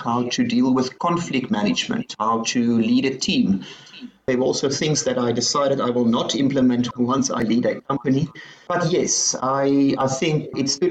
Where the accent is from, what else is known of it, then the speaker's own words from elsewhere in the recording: Stellenbosch, Western Cape, South Africa; I grew up in Stellenbosch